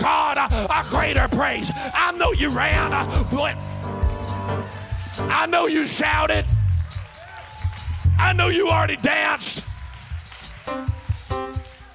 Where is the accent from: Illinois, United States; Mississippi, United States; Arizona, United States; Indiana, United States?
Mississippi, United States; I'm from Mississippi